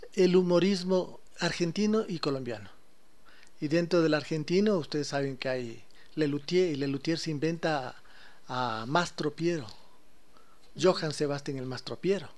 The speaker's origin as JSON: {"language": "Spanish", "country": "Ecuador", "said": "como ecuatorianos, nuestra manera de ser, nuestra manera de comportarnos"}